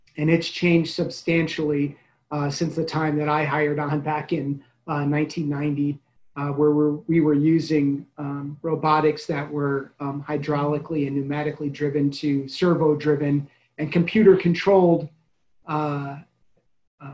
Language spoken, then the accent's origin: English; Chicago, Illinois, United States; moved away; I'm originally from the Chicago area